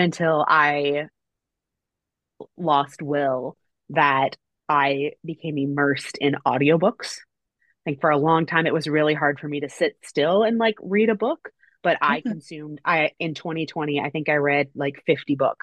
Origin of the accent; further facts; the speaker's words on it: Canada; I'm Canadian